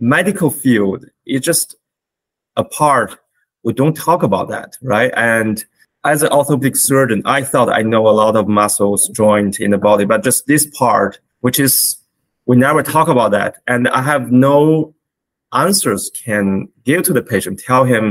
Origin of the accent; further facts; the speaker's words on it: China; moved away as an adult; now in Canada; I was born in China, where I was trained as a physician